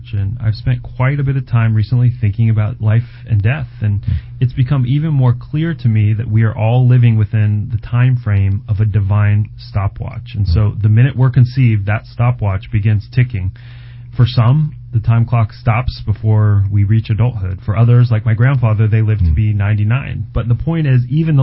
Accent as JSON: {"language": "English", "region": "Colorado", "country": "United States", "tie": "born or raised there", "said": "where I grew up in Colorado"}